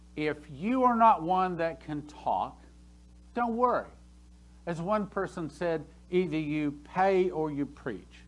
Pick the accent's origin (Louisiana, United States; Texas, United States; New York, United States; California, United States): Texas, United States; I'm from Texas.